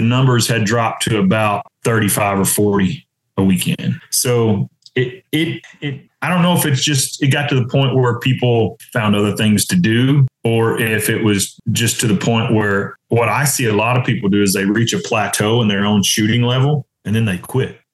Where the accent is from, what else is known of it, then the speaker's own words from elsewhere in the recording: Oklahoma, United States; moved away as an adult; now in Arkansas, United States; I grew up in Oklahoma. I live in Arkansas now, but I mean, it's right there.